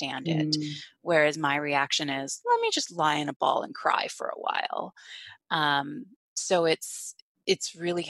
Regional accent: Canada; now in Bay Area, United States; I'm from Canada originally. So my family's all still in Canada

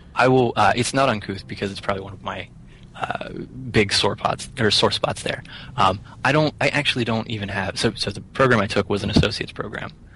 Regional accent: Rockwood, Pennsylvania, United States; also born or lived in Somerset, Pennsylvania; now in Philadelphia, United States; I grew up in uh, Rockwood, Pennsylvania

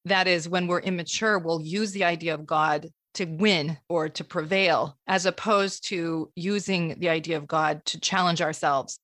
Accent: Vermont, United States; I was born in Vermont

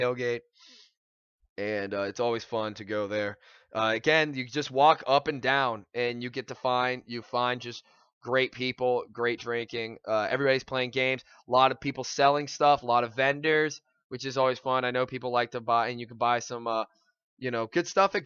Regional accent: Hamilton, Ohio, United States; also born or lived in Columbus, Ohio / Dublin, Ohio; now in Cincinnati, United States; I was born in Hamilton, Ohio, go Big Blue, and then moved up to Columbus, up near Dublin, Ohio, and then now I go to school down at UC

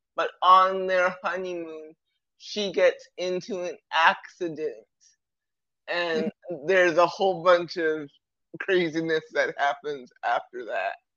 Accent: Toronto, Ontario, Canada; I'm from Toronto, Canada

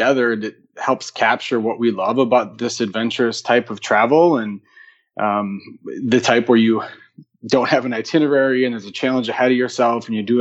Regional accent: southern Wisconsin, United States; moved away as an adult; now in Chicago, United States; I grew up in the country in southern Wisconsin on a farm

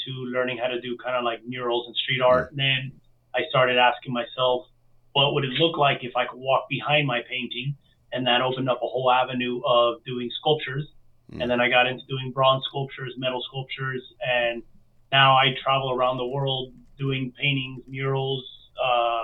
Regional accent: Miami, Florida, United States; I was born and raised in Miami. My family's from Cuba and Spain.

